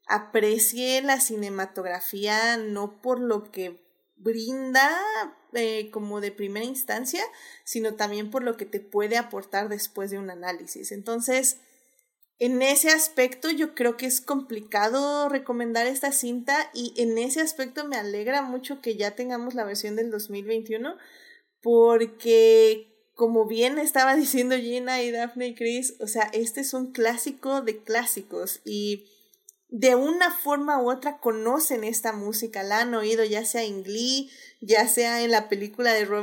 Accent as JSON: {"language": "Spanish", "country": "Puerto Rico", "said": "o sea, yo soy puertorriqueña, mi piel es así"}